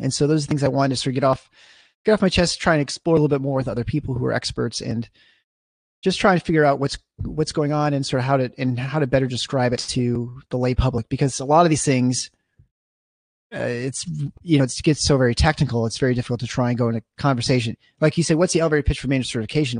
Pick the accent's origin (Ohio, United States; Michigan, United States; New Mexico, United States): Michigan, United States; East Lansing; I grew up in East Lansing, basically. I mean, just outside of East Lansing, uh, in Meridian Township